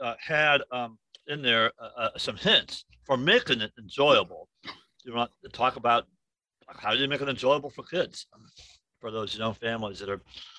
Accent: Illinois, United States; now in Alaska, United States; I grew up in Illinois, so there are no mountains.

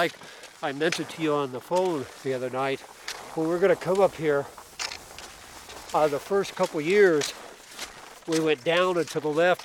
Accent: Gunnison, Colorado, United States; moved away as an adult; now in Anchorage, United States; I grew up in Gunnison, Colorado

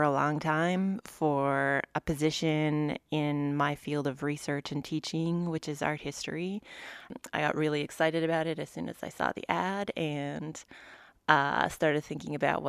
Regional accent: Rocky Mountain House, Alberta, Canada; moved away as an adult; now in Anchorage, United States; I'm from Rocky Mountain House, Alberta, Canada, and I'm 40 years old.

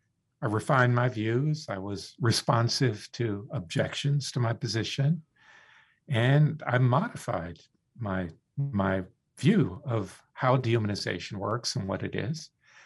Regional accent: Florida, United States; I grew up in the Deep South. My family moved down to South Florida in the 50s when it was really Deep South.

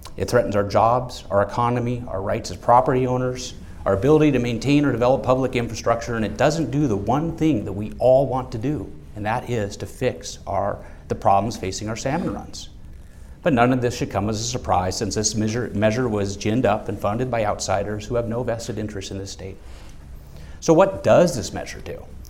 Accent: Juneau, Alaska, United States; also born or lived in Sitka, Alaska; I was born in Sitka. Uh, was raised here in Juneau

